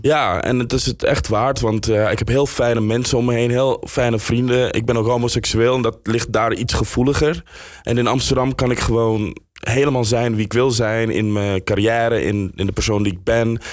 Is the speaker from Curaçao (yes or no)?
no; Suriname; now in Netherlands; ik ben in Suriname opgegroeid